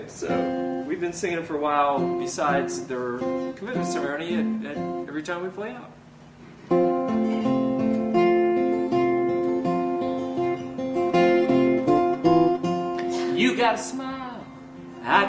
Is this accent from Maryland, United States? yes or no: yes; Baltimore, Maryland, United States; growing up in Baltimore and with my brother having this band